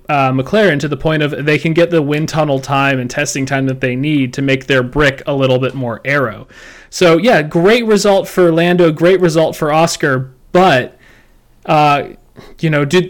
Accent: United States; I'm the American half of this podcast

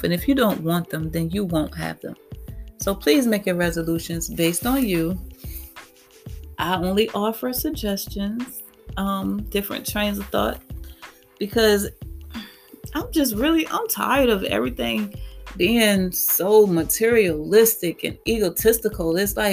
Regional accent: Petersburg, United States; I grew up in Fifth Ward. I grew up in what they call the heart of the hood

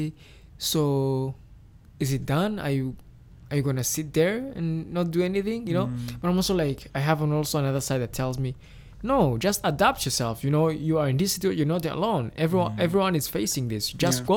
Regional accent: Kigali, Rwanda; me growing up in Nyamirambo in Rwanda

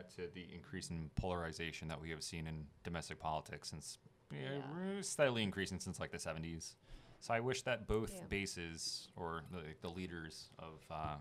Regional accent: New York, United States; I'm from New York

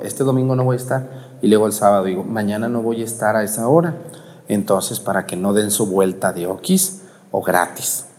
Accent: Jalisco, Mexico; mi pueblo

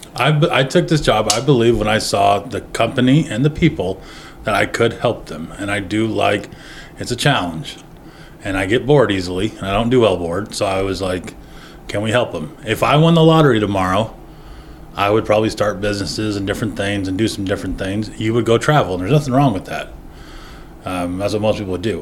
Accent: Medford, Oregon, United States; moved away as an adult; being in my hometown

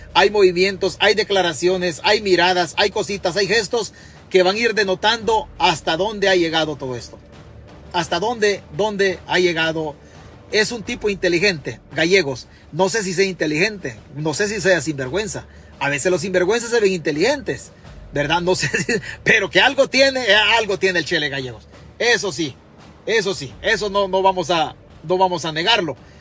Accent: Chalatenango, El Salvador; now in New York, United States; Yo soy de Chalatenango

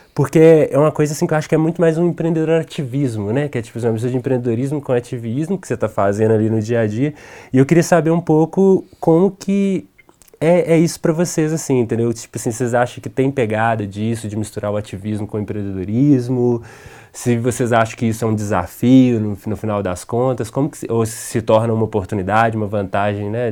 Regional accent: Minas Gerais, Brazil; sou mineiro

